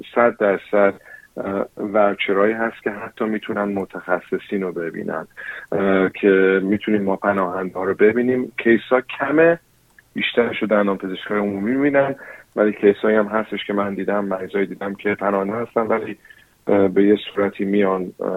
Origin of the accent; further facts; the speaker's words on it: New Zealand; Persian is a second language; now in Australia; من چون فارسیم اولین لنگویجم نبوده یعنی من تو نیوزیلند به دنیا آمدم و بزرگ شدم